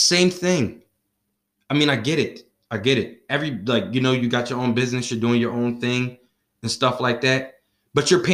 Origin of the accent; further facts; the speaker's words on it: Philadelphia, Pennsylvania, United States; I'm from Philadelphia